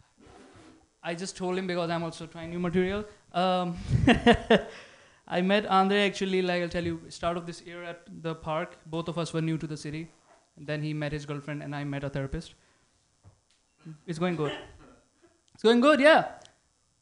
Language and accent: English; India; now in San Francisco, United States; Me being Indian brown